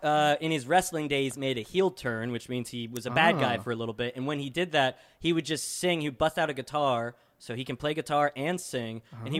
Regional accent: Midwest, United States; I'm from the Midwest, so I say madrigal.

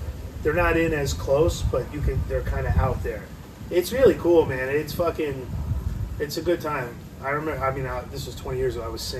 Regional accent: Richgrove, California, United States; I grew up in Richgrove, it was this apartment complex

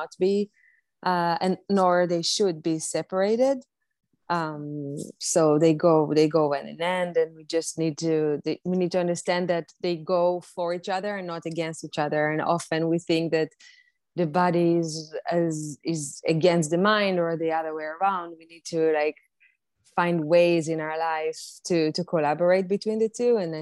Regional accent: Israel; now in New York City, United States; I currently live in New York City. I was born and raised in Israel

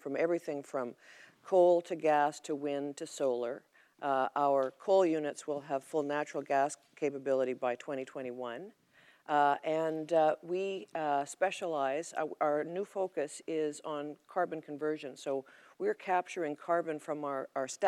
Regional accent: Alberta, Canada; I'm from Alberta

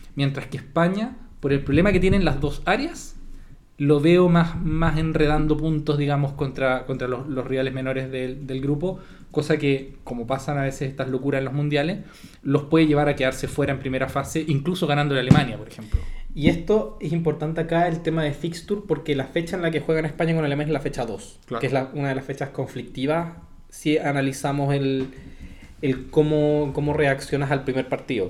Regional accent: Chile; nosotros como chilenos

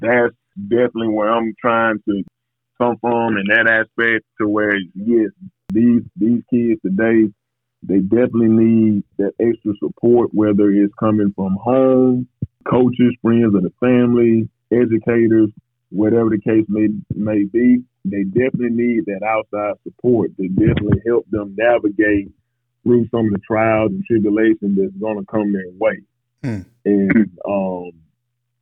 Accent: Bibb County, Alabama, United States; I'm from Bibb County, Alabama, located about 30 miles south of Tuscaloosa and Centerville. I am an alumni of Bibb County High School

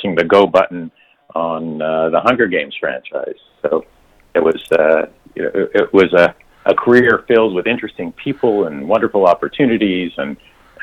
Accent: Montreal, Quebec, Canada; moved away as an adult; also born or lived in Toronto; I'm from Montreal originally, and okay. In 1989, I moved to Toronto

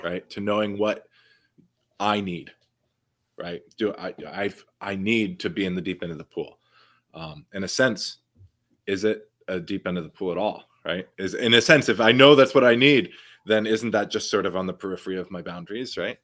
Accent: New York City, New York, United States; growing up in New York City, right, when I was playing basketball all the time

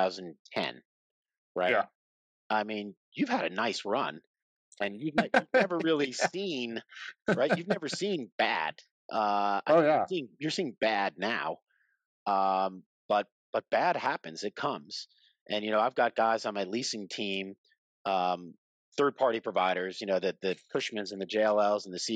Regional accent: Long Island, New York, United States; I'm from Long Island

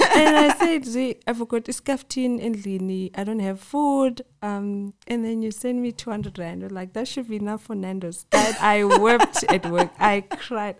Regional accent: Bulawayo, Zimbabwe; also born or lived in Cape Town, South Africa / Johannesburg, South Africa; now in East Rand, South Africa; I'm from Bulawayo. Yes, rapping skies, born and bred there, moved to SA

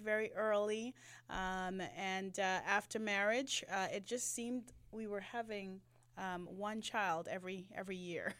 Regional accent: Jamaica; now in Atlanta, United States; I'm a migrant from, um, the motherland, no, from Jamaica

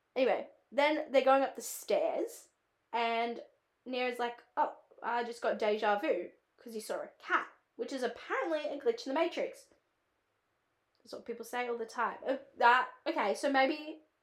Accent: Australia; accent: Australian; it's my own accent

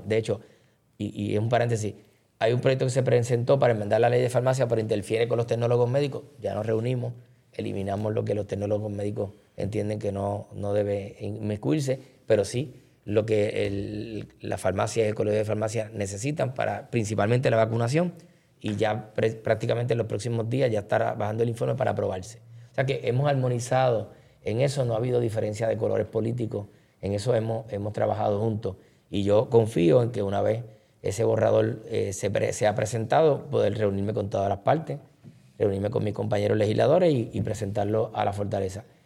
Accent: Caguas, Puerto Rico; de Cagua, de mi pueblo

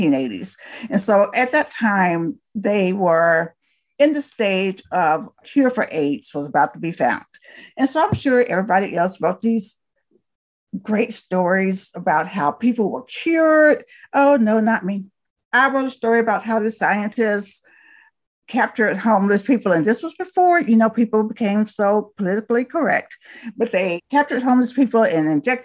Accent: Talladega, Alabama, United States; I was born and raised in Talladega, Alabama

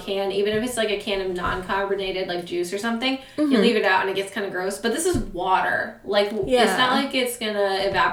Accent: Minnesota, United States; I'm like Minnesotan

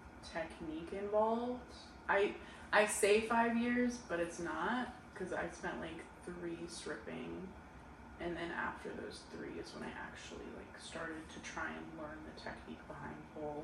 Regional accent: Portland, United States; I'm actually from Portland.

